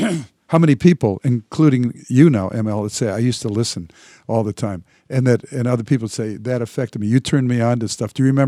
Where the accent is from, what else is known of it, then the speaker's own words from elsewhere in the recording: Detroit, Michigan, United States; being and having been born and raised in Detroit